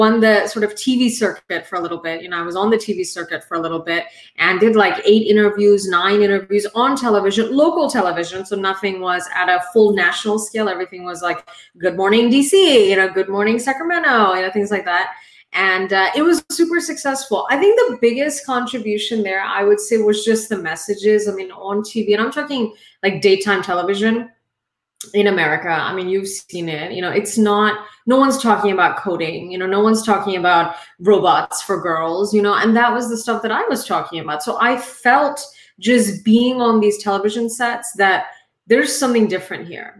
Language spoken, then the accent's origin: English; India; now in United States; I am an immigrant. I am Indian